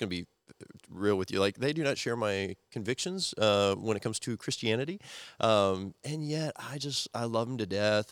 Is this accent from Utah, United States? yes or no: no; Missouri, United States; moved away; also born or lived in Nebraska; used to live in Missouri and Nebraska in the Midwest when I was growing up